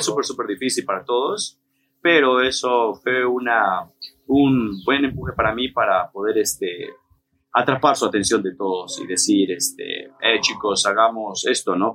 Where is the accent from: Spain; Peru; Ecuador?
Peru; now in Mexico